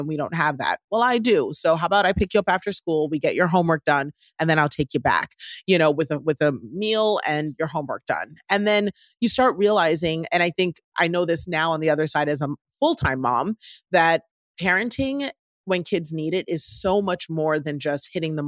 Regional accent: Washington, District of Columbia, United States; growing up in Washington, D.C., the child of two African immigrants that came here to the U.S.

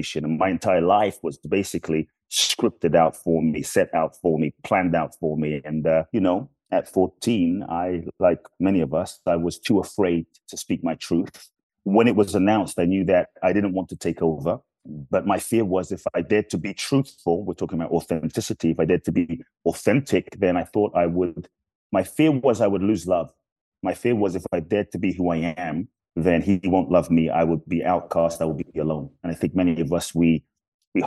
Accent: London, United Kingdom; moved away as an adult; now in United States; I grew up in London. And I came to the US when I was 18

